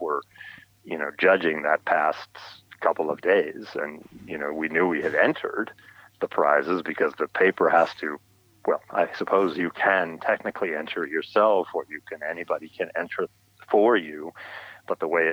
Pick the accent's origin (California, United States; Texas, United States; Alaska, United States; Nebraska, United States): California, United States; now in New York, United States; I grew up in California